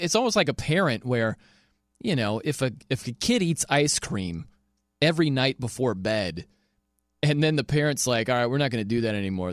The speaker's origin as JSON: {"language": "English", "town": "South Bend", "region": "Indiana", "country": "United States", "said": "I am from South Bend, Indiana"}